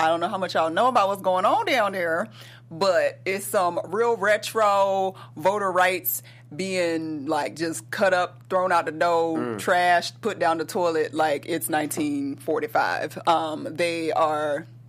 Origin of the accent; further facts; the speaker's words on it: Georgia, United States; moved away; She has made her way to Georgia, my home state.